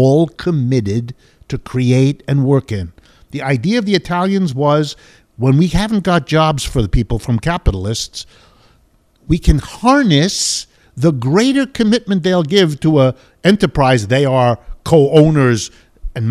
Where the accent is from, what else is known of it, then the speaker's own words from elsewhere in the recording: United States; growing up in the United States